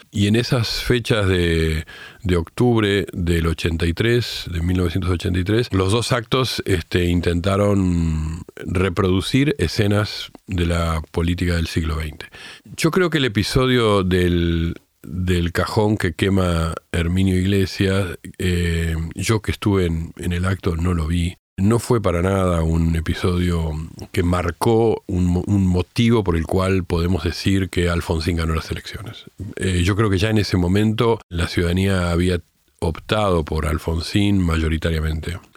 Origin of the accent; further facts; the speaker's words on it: Argentina; now in Uruguay; Además de todo eso, que también soy argentino, que vivo acá hace muchos años y que me siento tan argentino como uruguayo